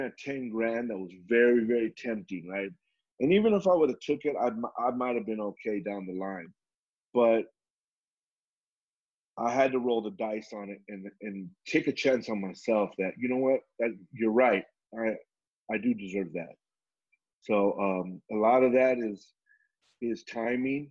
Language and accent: English; Southern California, United States; we were raised in Southern California